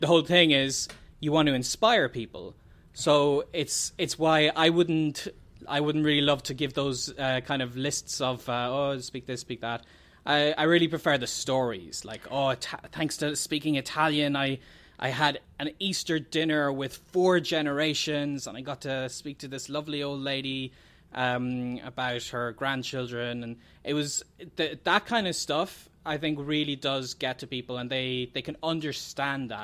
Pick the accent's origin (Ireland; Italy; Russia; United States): Ireland; the …